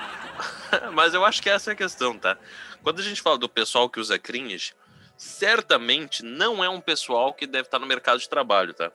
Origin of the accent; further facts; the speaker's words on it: São Leopoldo, Rio Grande do Sul, Brazil; eu sou, de, eu sou de São Leopoldo